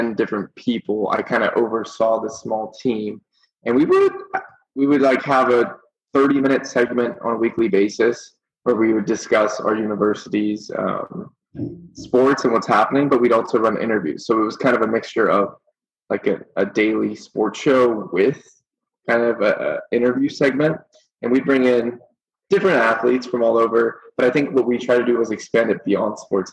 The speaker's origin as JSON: {"language": "English", "town": "San Diego", "region": "California", "country": "United States", "tie": "born or raised there", "also_born_or_lived": "Vancouver, Canada", "said": "I'm originally, even though I grew up in San Diego, I'm originally from Vancouver, Canada. So I was born there"}